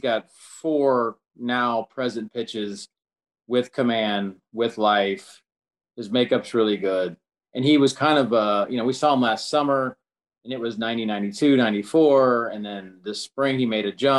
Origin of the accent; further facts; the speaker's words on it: Kansas, United States; I'm from Kansas